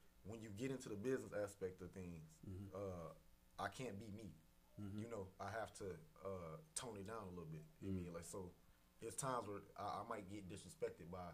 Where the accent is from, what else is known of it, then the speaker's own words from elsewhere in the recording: Muskegon, Michigan, United States; born and raised in Muskegon, Michigan